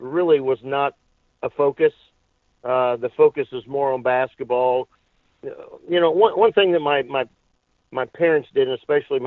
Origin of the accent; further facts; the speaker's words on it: Indianapolis, Indiana, United States; also born or lived in Bloomington, Indiana; when I was about 17 months old, my family moved to Indianapolis on the west side